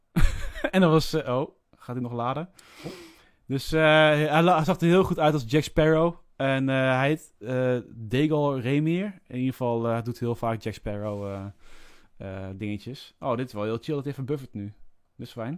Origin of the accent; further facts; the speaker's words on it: Netherlands; als echte Nederlanders